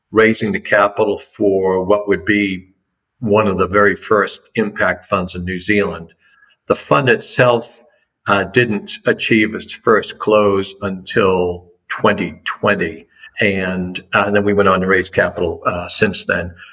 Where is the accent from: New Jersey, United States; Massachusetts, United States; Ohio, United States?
Massachusetts, United States; Boston; accent: Boston; your listeners that may have an ear for American accents would pick up pretty quickly that I'm from the East Coast, and those that have a really good ear might identify Boston.